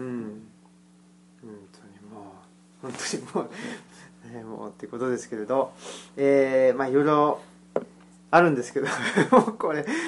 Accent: Saitama, Japan; now in Kansai, Japan; 僕も埼玉県出身

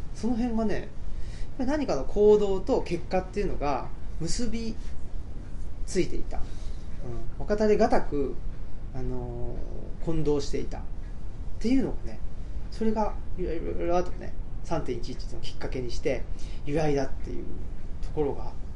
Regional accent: Urawa, Saitama, Japan; 埼玉県の浦和市っていうところに育ちまして

